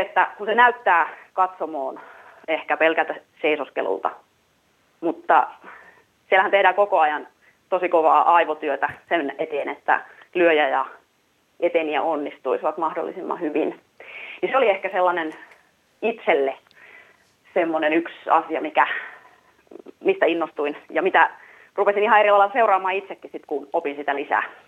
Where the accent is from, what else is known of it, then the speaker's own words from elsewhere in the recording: Vimpeli, South Ostrobothnia, Finland; minä olen Vimpelistä